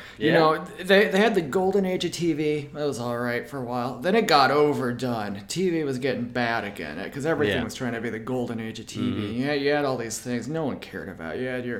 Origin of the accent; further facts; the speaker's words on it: Russia; That's just because I'm from Russia.